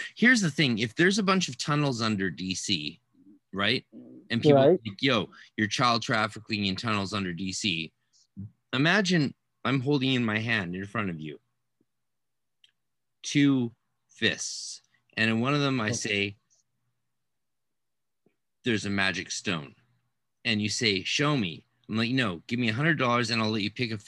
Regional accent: Canada; I'm Canadian, so obviously I speak fluent Francais

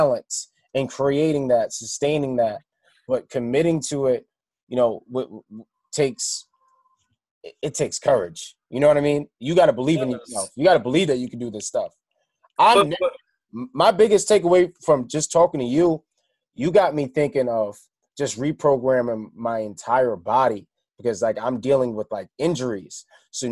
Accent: Trinidad & Tobago; I'm Trinidadian. We eat a lot of mango

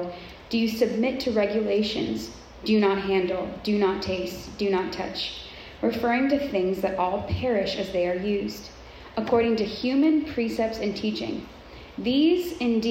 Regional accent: Southern California, United States; I grew up in Southern California, which is known for Hollywood, beauty, fashion, all things like that.

